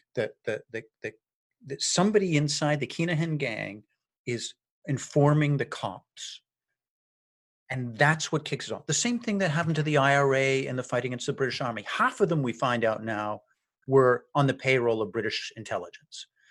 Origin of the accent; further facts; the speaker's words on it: Ireland; as an Irish guy